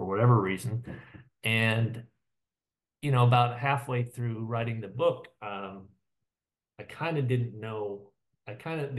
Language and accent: English; Iowa, United States; I'm from Iowa and live in Iowa City currently, and grew up in Iowa